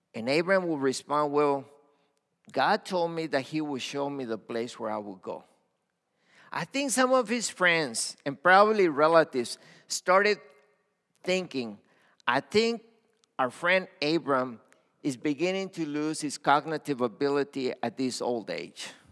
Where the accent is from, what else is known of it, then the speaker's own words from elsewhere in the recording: Matamoros, Tamaulipas, Mexico; also born or lived in Brownsville, Texas; now in United States; I was born in Mexico on the border, Matamoros. Okay, that's where I was born